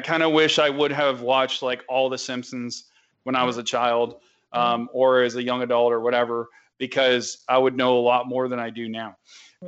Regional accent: the South, United States; accent: southern; my southern accent

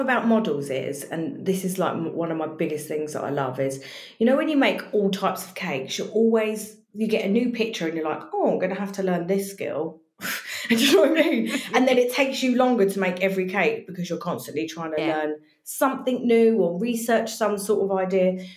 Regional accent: Brighton, South East England, United Kingdom; now in Essex, United Kingdom; I'm actually from Brighton.

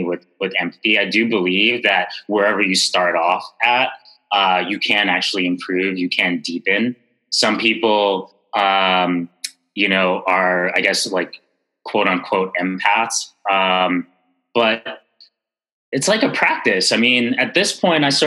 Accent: New York City, New York, United States; growing up in Bed-Stuy in the 80s and 90s

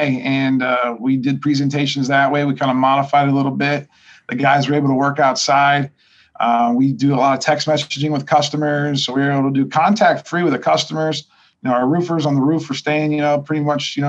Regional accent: Ohio, United States; moved away as an adult; now in Pittsburgh, United States; I'm originally from Ohio

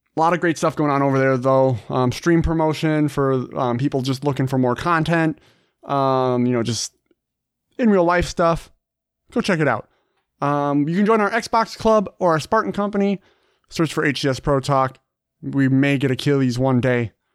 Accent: Minnesota, United States; it's where I'm from Minnesota

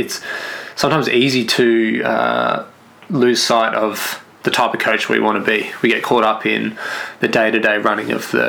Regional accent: Clayton, Mount Eliza, Victoria, Australia; also born or lived in Western Australia; I was born in Clayton.

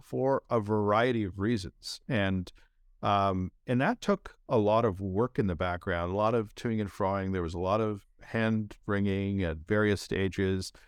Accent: Canada; moved away as an adult; also born or lived in India; now in San Francisco, United States

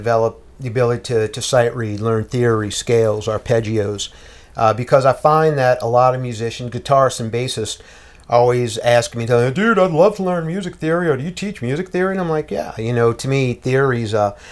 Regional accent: New Orleans, Louisiana, United States; also born or lived in Cali, Colombia / Chalmette, Louisiana / Arabi, Louisiana; now in Metairie, United States; Grew up in the Ninth Ward in New Orleans till about 1980. Moved to Chalmette. Then around 89, moved to Araby

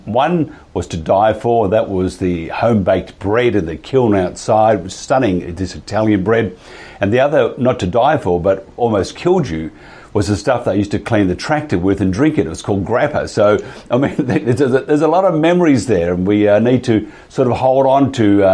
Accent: Mildura, Victoria, Australia; I grew up in Mildura in Victoria

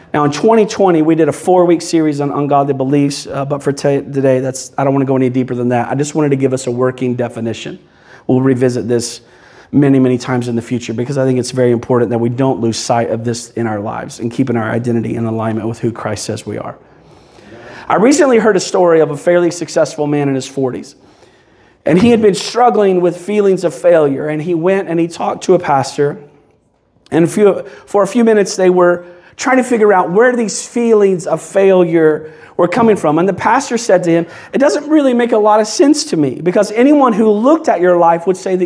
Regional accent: Kentucky, United States; now in Belleview, United States; I'm originally from Kentucky

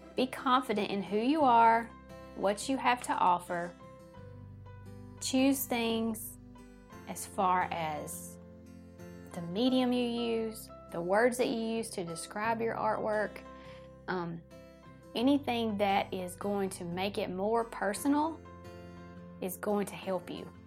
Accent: the South, United States; accent: Southern; my Southern accent

